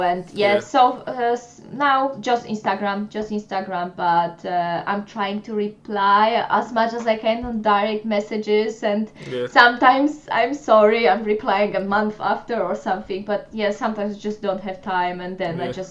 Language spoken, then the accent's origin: English; Poland; English is a second language; moved away as an adult; now in United Kingdom; they knew I'm from Poland